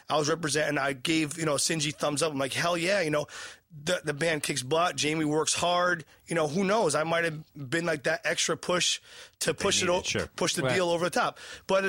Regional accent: New Haven, Connecticut, United States; my hometown, Toad's Place

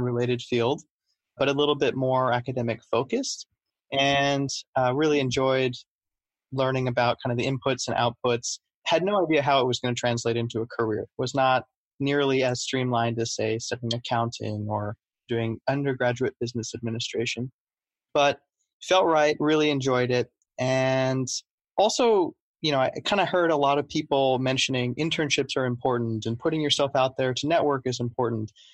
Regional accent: Los Angeles, California, United States; I grew up in Los Angeles and really wanted to go to the East Coast for college.

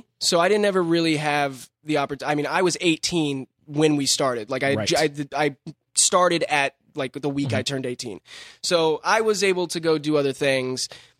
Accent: Covina, California, United States; I'm from here. I'm from Covina, which is like 30 minutes east.

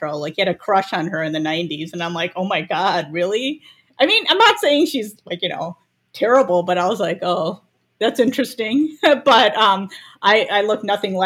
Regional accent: Chicago, Illinois, United States; I was born in Chicago

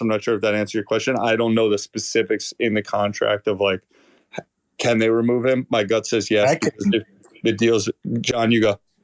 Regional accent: United States; as an American

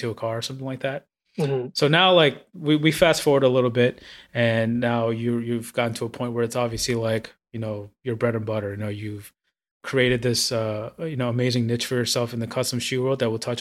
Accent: New York, United States; I grew up in New York and I loved car culture, but owning a car is like kind of unrealistic, especially out here in Brooklyn

